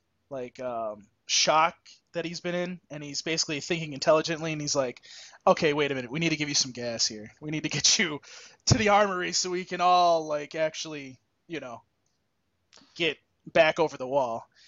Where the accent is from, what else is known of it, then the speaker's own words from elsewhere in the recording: United States; We're American.